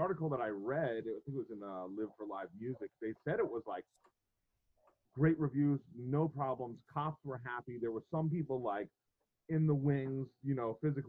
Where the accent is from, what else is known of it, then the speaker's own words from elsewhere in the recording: outside of Hartford, Connecticut, United States; now in Vermont, United States; I grew up outside of Hartford.